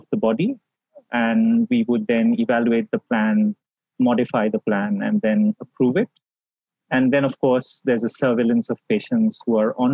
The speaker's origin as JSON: {"language": "English", "town": "Kolkata", "region": "West Bengal", "country": "India", "tie": "born or raised there", "also_born_or_lived": "Chandigarh / Mumbai / Toronto", "said": "I am from Kolkata. I'm one of those few people who have the privilege of coming back home and working from home. I grew up in Kolkata."}